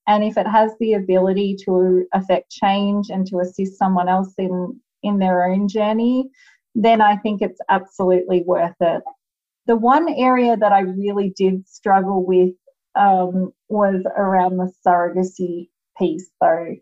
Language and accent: English; Australia; moved away as an adult; now in United States; as you can hear, I am Australian originally, although I do live in the United States now